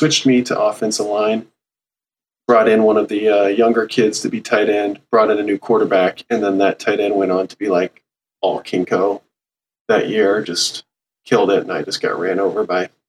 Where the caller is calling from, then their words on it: Redmond, Washington, United States; I'm calling from the Seattle area, Redmond, Washington, home of Microsoft.